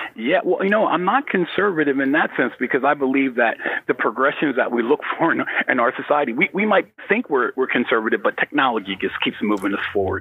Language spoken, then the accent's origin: English; United States; as a American black